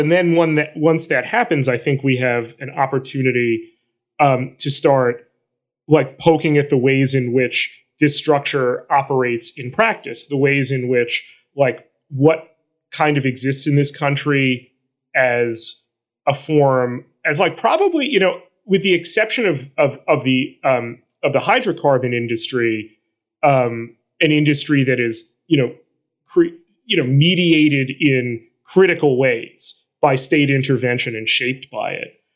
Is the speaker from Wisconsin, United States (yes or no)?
no; New York City, New York, United States; I'm from Flatbush. I live in a neighborhood that is one of the, along with Miami, hearts of the Haitian diaspora